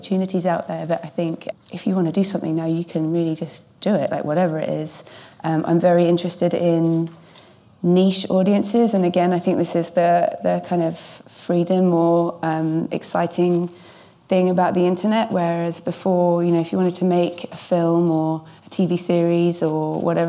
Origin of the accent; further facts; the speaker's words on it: London, United Kingdom; now I'm at Film London, so getting sort of coming back to my hometown roots